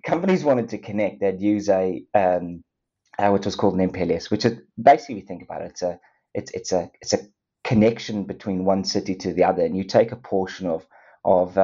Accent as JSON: {"language": "English", "town": "Durban", "region": "KwaZulu-Natal", "country": "South Africa", "tie": "born or raised there", "also_born_or_lived": "United Kingdom", "accent": "South African", "moved": "as an adult", "said": "my accent, South African born. Myself and Kevin Reed were both, surprisingly, both born in the same same town in Durban in South Africa"}